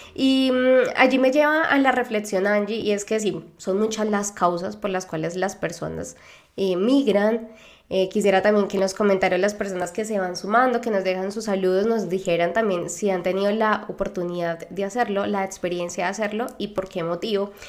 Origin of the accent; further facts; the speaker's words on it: Colombia; moved away; also born or lived in Argentina; de Colombia